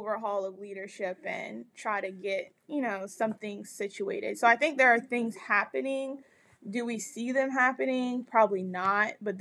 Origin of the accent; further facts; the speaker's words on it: United States; we as Americans